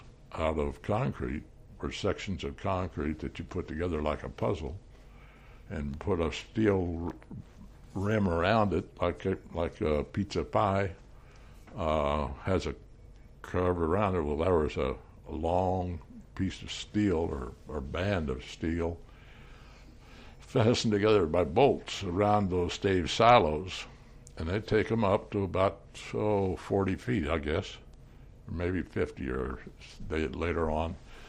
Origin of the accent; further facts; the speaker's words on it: Manhattan, Kansas, United States; I was born in Manhattan.